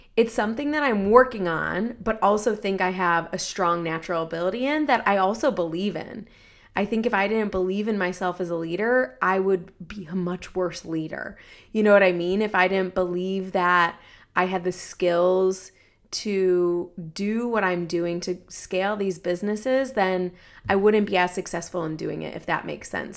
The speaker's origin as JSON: {"language": "English", "region": "Ohio", "country": "United States", "said": "I'm from Ohio"}